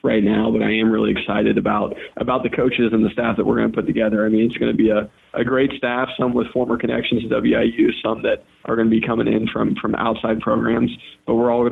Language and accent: English; Macomb, Illinois, United States; also born or lived in Atlanta, Georgia / Iowa City, Iowa; the majority of my time growing up was in Iowa City, Iowa, and then Macomb, Illinois.